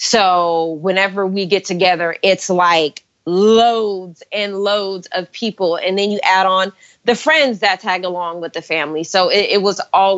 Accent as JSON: {"language": "English", "town": "Stockton", "region": "California", "country": "United States", "tie": "born or raised there", "said": "I grew up in Stockton, California."}